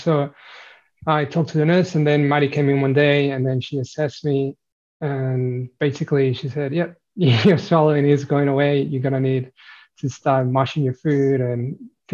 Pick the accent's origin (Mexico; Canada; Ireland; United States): Mexico; moved away as an adult; now in Australia; I'm originally from Mexico, came to Australia about 10 years ago.